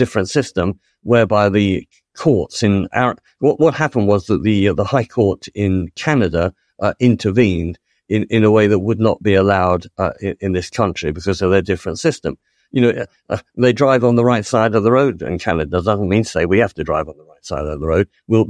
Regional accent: United Kingdom; But, you know, we're British, and we can have a British system which British MPs legislate for.

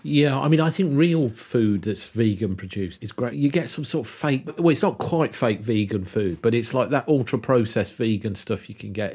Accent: Kidderminster, West Midlands, United Kingdom; Where I grew up in Kidderminster

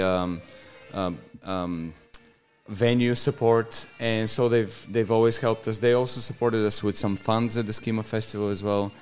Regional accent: Bulgaria; moved away as an adult; now in Australia; my hometown is uh, the biggest on the on the Black Sea

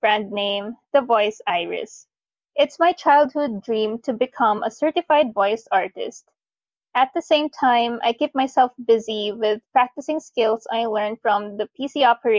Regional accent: Bacoor, Calabarzon, Philippines; I am from Bacoor City, Cavite

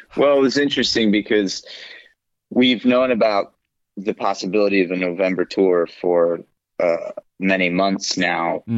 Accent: United States; I'm the American.

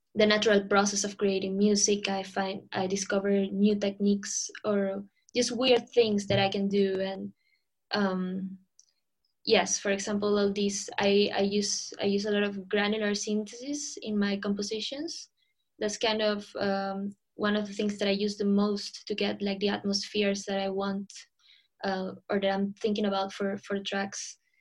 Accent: Lima, Peru; moved away as an adult; now in London, United Kingdom; I'm originally from Lima

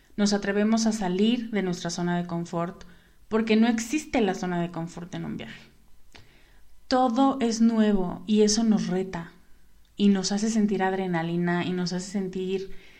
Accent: Mexico; en México, cuándo en mi país de origen o en mi lugar de origen

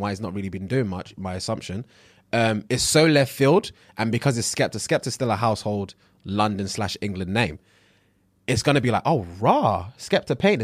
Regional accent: Nigeria; I'm Nigerian

